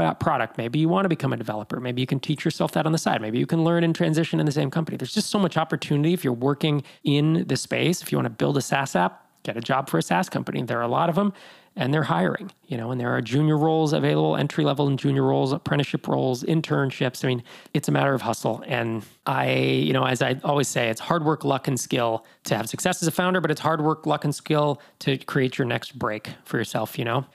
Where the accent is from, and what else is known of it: Bay Area, California, United States; born or raised there; moved away as an adult; also born or lived in Sacramento